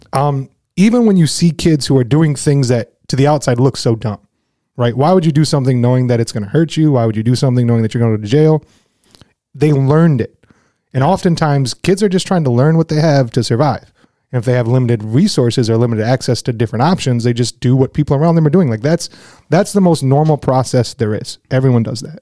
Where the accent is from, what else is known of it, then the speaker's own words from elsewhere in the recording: Flint, Michigan, United States; growing up in Flint